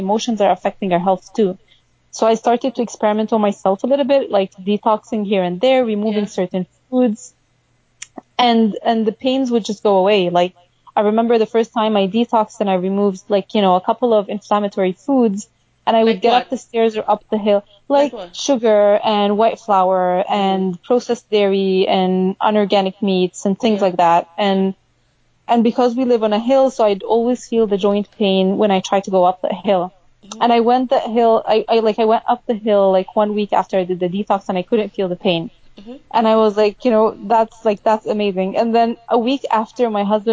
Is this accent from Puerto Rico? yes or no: no; Egypt; moved away as an adult; also born or lived in Austin, Texas / Chicago; now in Seattle, United States; we went back to Egypt when I was maybe 3 years old. And I grew up in Egypt